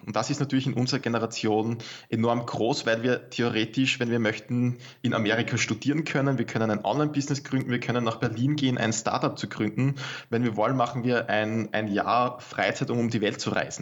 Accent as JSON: {"language": "German", "country": "Austria", "said": "bei uns in Österreich"}